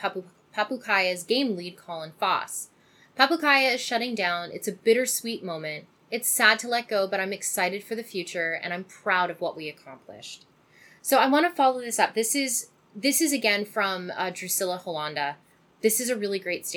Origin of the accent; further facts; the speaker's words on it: Canada; I'm Canadian